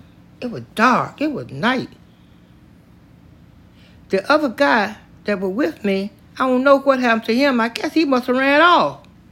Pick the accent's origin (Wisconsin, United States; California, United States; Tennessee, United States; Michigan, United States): Tennessee, United States; I grew up in Tennessee. I don't know one thing about Kentucky.